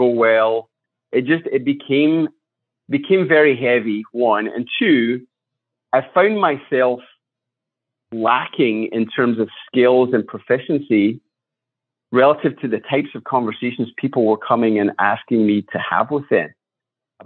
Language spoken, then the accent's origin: English; Scotland, United Kingdom; moved away as an adult; now in United States; I was born in Scotland. I grew up there, went to school there.